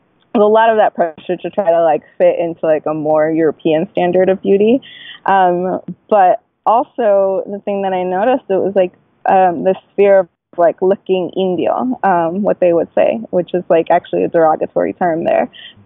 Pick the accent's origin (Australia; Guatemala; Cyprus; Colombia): Guatemala; And I was just like, no, I'm Latina. Like, I'm from Guatemala.